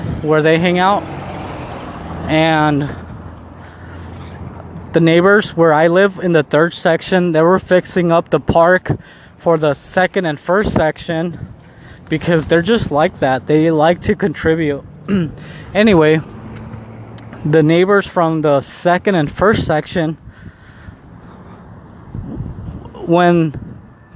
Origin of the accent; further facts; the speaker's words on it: Mexico; I'm Mexican. And I was born in Mexico.